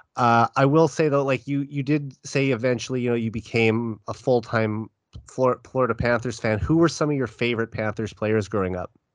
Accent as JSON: {"language": "English", "town": "Saskatoon", "region": "Saskatchewan", "country": "Canada", "tie": "born or raised there", "said": "growing up in Saskatoon"}